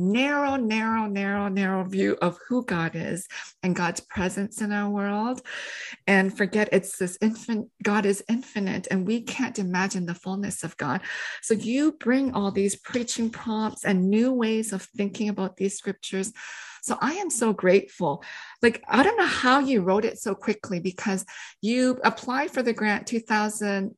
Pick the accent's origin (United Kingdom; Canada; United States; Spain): Canada; I had to learn French when I grew up in Canada.